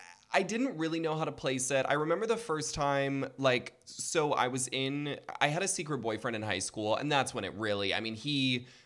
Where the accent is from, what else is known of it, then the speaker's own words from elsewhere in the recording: Fargo, North Dakota, United States; now in Brooklyn, United States; I'm born and raised in Fargo, North Dakota